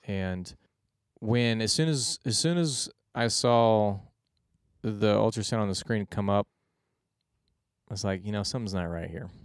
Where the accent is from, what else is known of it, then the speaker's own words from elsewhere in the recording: Houston, Texas, United States; I'm originally from Houston, Texas